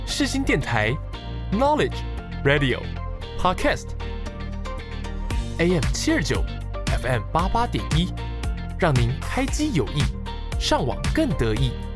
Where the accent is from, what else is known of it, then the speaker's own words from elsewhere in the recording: Taipei, Taiwan; 我身为一个台北人